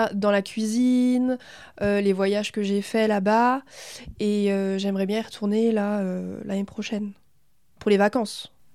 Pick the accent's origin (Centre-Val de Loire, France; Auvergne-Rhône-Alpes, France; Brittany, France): Centre-Val de Loire, France; Berry; also born or lived in Thailand; Je suis née en Thaïlande parce que ma mère est thaïlandaise. Mais je suis dans le Berry depuis que j'ai un an et demi. J'ai fait toute ma scolarité ici. Donc, euh, bah voilà, je suis berrichonne